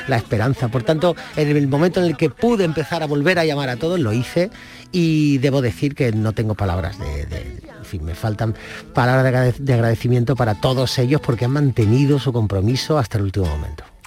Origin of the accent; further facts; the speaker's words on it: Andalusia, Spain; mi tierra Andalucía